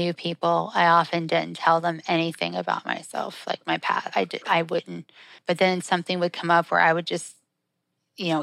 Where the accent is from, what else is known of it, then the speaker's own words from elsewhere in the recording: Southeast, United States; also born or lived in Los Angeles; now in Birmingham, United States; I moved to Alabama because I'm from the Southeast